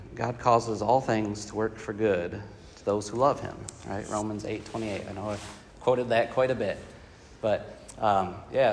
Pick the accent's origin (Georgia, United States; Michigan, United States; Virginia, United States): Michigan, United States; now in Columbia, United States; growing up in Michigan